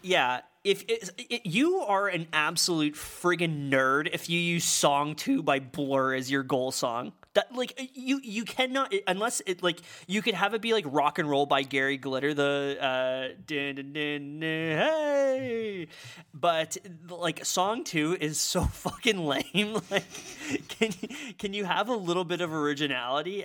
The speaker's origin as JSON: {"language": "English", "region": "Saskatchewan", "country": "Canada", "moved": "yes", "said": "I'm from Saskatchewan"}